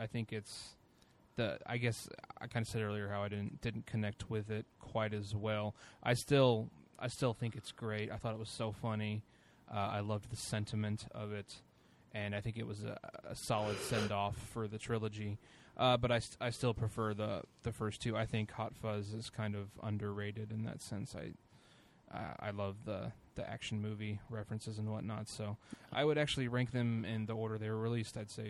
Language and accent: English; Speedway, Indiana, United States; I was born and raised in Speedway, Indiana, which is I live about less than half a mile from the most famous racetrack in the world.